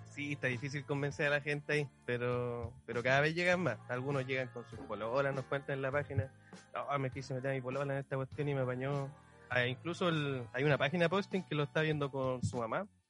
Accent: Chile

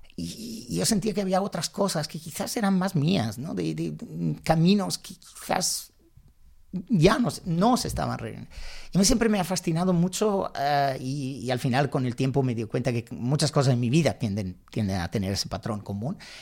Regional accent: Milan, Lombardy, Italy; accent: Italian; Spanish is a second language; moved away as an adult; now in Spain; yo nací en Milán, pero realmente no crecí en la ciudad.

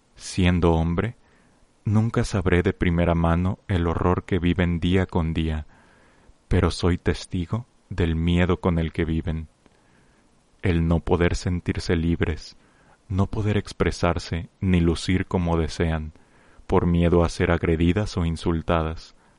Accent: Mexico; como miembros de una gran nación, como mexicanos que somos

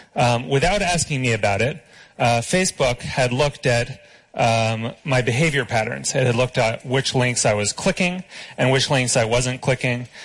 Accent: United States; I'm an American

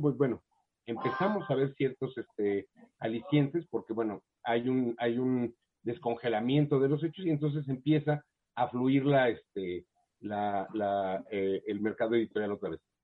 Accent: Mexico; los escritores mexicanos se acostumbraron, o nos acostumbramos, a la beca

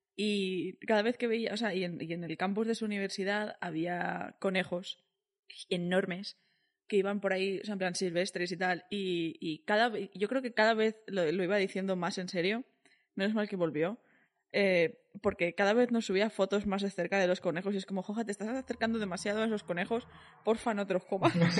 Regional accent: Valencian Community, Spain; yo siendo valenciana

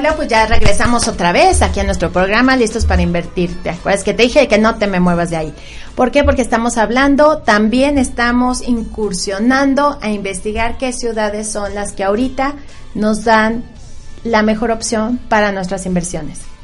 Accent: Mexico; yo, yo soy de México

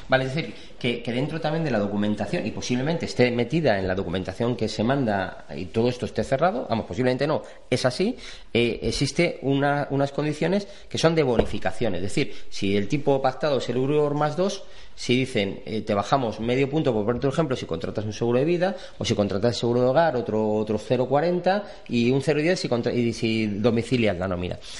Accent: Spain; como buenos españoles

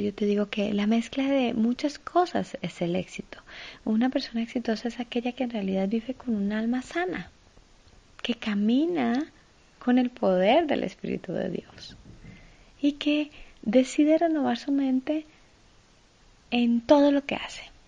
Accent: Ibagué, Tolima, Colombia; Yo nací en Ibagué. Ibagué es la ciudad musical de Colombia.

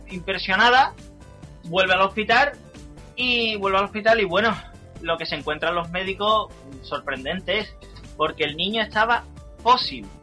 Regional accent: Andalusia, Spain; Pero bueno, aquí todos somos andaluces y sabemos reírnos de nosotros mismos.

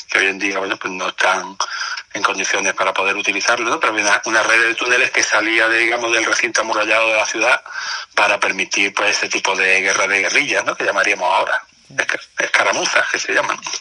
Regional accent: Ceuta, Spain; de mi tierra

